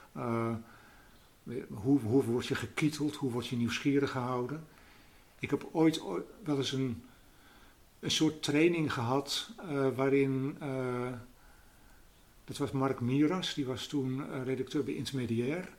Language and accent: Dutch; Netherlands; ik uit Nederland kom